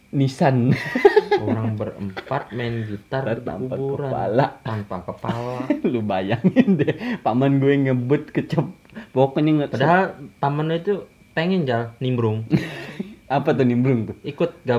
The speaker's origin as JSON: {"language": "Indonesian", "region": "Kalimantan", "country": "Indonesia", "said": "kalau kata orang kita kan orang Kalimantan kan kita bisa ditegur juga kan apa ya bahasanya ya kepidaraan."}